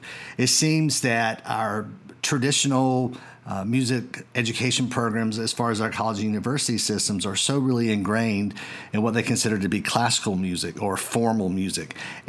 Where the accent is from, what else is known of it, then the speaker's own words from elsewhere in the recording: Georgia, United States; And here in my home state of Georgia, we've seen a dramatic increase in the number of school systems who are offering music technology courses